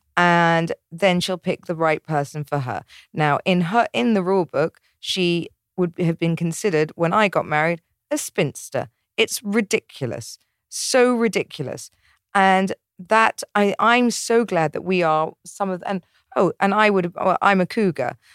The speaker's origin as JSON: {"language": "English", "region": "England", "country": "United Kingdom", "said": "I'm English"}